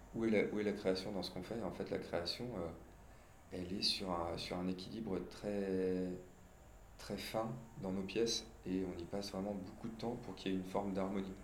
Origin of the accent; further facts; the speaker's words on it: Biarritz, Nouvelle-Aquitaine, France; j'ai grandi à Biarritz dans les années 90